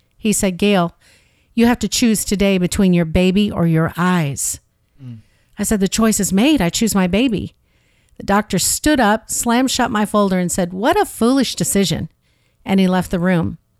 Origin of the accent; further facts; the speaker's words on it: St. Louis, Missouri, United States; moved away; originally I'm from the Midwest. I grew up in Saint Louis